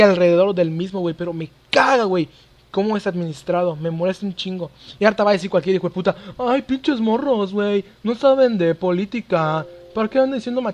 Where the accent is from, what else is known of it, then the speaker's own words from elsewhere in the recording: Mexico; soy mexicano